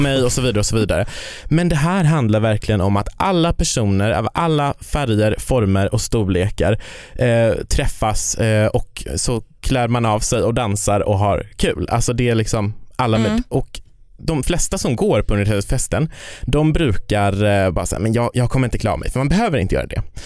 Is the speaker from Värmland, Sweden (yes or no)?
no; Kiruna, Norrbotten County, Sweden; moved away; Jag kommer ju från Kiruna